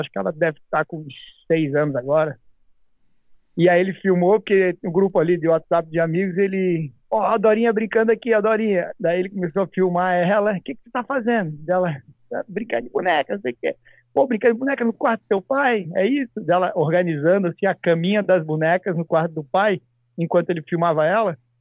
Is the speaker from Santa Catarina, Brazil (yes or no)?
yes; Santa Catarina, Brazil; now in United States; lá no meu estado, Santa Catarina